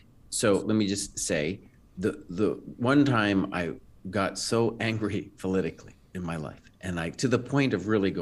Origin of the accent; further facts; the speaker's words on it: United States; I was seen not as an American